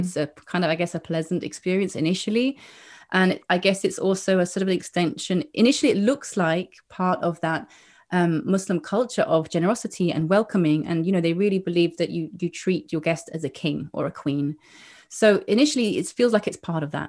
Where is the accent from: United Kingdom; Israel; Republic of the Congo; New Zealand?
United Kingdom; England; moved away as an adult; now in Granada, Spain; growing up in England